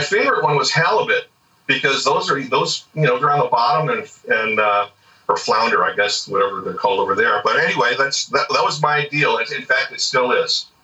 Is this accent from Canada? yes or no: no; Orange County, California, United States; now in Carlsbad, United States; since I was a kid, growing up in Orange County